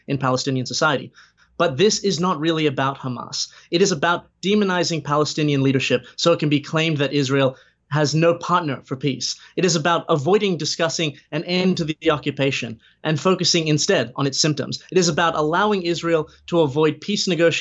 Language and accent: English; Australia; speaking as an Australian